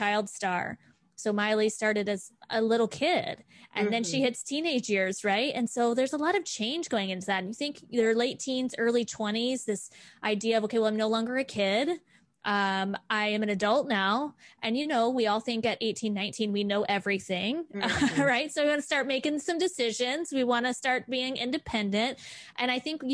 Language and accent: English; Florida, United States; I grew up in Florida